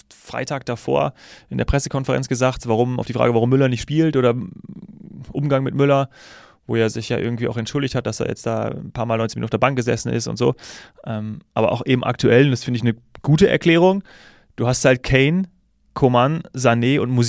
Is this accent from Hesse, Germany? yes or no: yes; Hesse, Germany; born there; ich hätte es natürlich, auch als gebürtiger Hesse, und äh, mein Herz schlägt ja dann doch des Öfteren für die Eintracht